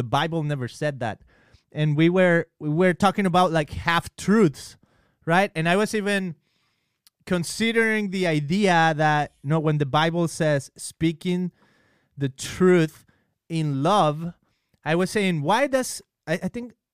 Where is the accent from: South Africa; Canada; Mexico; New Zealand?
Mexico; now in California, United States; when I was growing up, I grew up in Mexico.